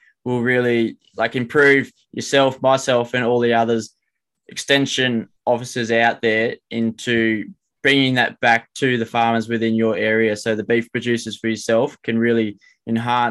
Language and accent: English; New South Wales, Australia; we're from New South Wales and we don't have too many cows ourselves